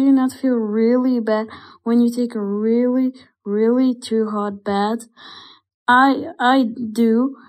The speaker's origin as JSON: {"language": "English", "country": "Belgium", "said": "I am from Belgium and I'm 9 years old."}